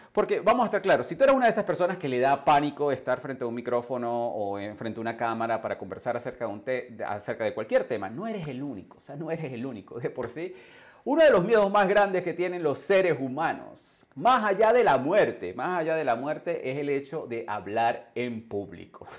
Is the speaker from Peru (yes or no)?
no; Venezuela; moved away as an adult; also born or lived in England / Canada / United States; yo salí de Venezuela hace más de 21 años, yo me desarrollé en el mundo, en el mundo anglo, yo viví en Inglaterra, yo viví en Canadá, viví en los Estados Unidos